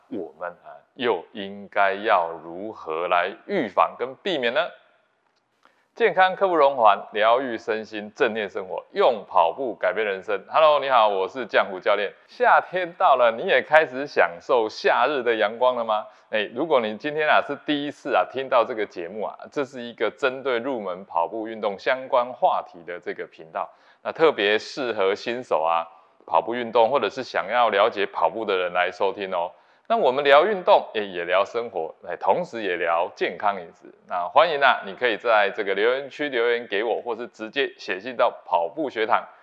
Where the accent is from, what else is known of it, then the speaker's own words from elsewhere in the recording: Taiwan; 对我们台湾人来讲